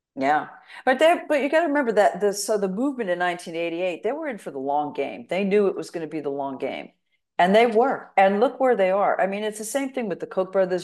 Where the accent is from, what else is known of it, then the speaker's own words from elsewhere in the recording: New York City, New York, United States; moved away; I'm, I'm from New York City